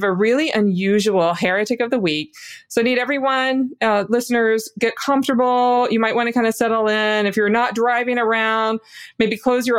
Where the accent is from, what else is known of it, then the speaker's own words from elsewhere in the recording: the South, United States; I'm from the South, too.